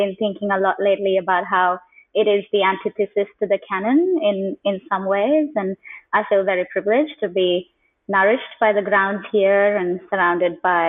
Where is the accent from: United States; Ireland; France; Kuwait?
Kuwait; born there; also born or lived in India / United Kingdom; I was born in Kuwait just before the Gulf War, and I have lived since in many parts of India, some parts of the UK, and across parts of the continent here.